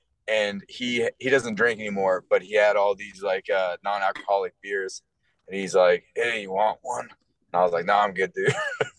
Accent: Seattle, Washington, United States; We're both from Seattle

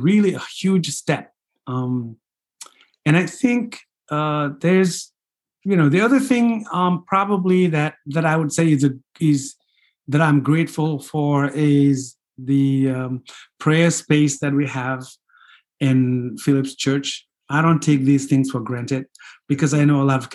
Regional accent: Senegal; first language Fulani; English is a second language; moved away as an adult; also born or lived in Springfield, Massachusetts, United States; now in New Hampshire, United States; I grew up in Senegal, 96% Muslim

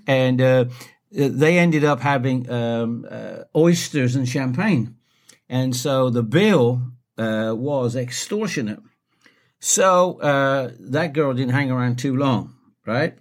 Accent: United Kingdom; as a Brit

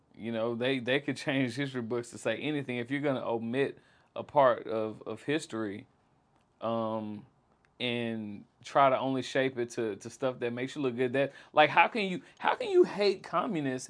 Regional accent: Jackson, Mississippi, United States; I grew up in South Jackson

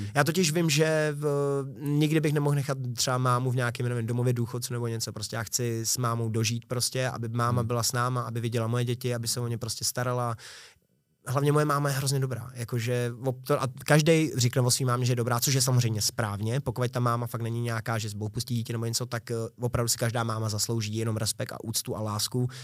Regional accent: Prague, Czechia; Já jsem se narodil na Bulovce v Libni a žil, žil jsem vlastně skoro celý dětství v Libni

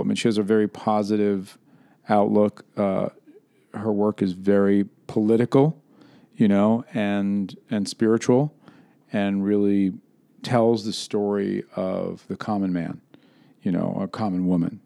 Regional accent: New York, United States; moved away; I prefer to be still discussed as a New Yorker.

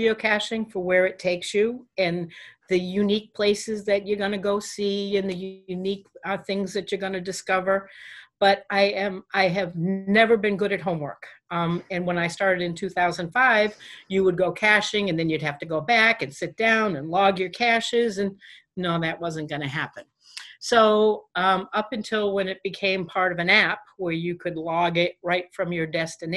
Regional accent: New Hampshire, United States; I'm from New Hampshire

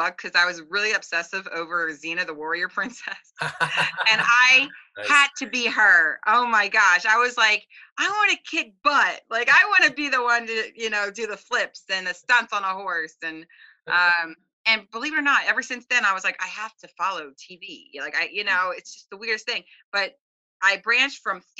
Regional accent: New Jersey, United States; moved away as an adult; now in Philadelphia, United States; Originally, I'm from South Jersey. Raised and grew up in South Jersey, and then recently, about 7 years ago, I moved to Philly

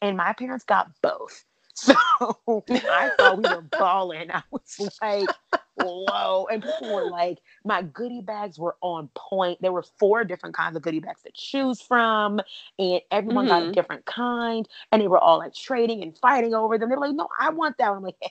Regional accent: Washington, District of Columbia, United States; I grew up in the DC area

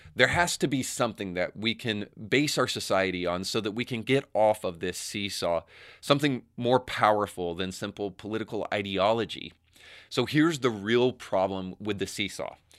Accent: Tennessee, United States; soon to be my home state of Tennessee

